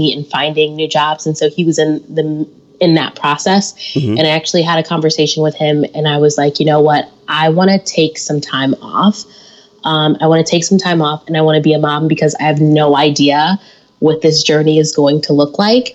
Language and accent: English; Detroit, Michigan, United States; moved away as an adult; also born or lived in Syracuse, New York / Madison, Wisconsin; now in Milwaukee, United States; I'm from Detroit, Michigan, born and raised there